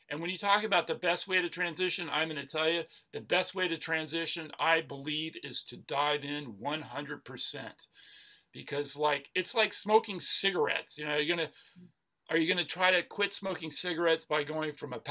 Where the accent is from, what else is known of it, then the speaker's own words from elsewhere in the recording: Atlanta, Georgia, United States; I grew up in Atlanta, Georgia, where fried food, you know, fried chicken is a food group in Atlanta, Georgia.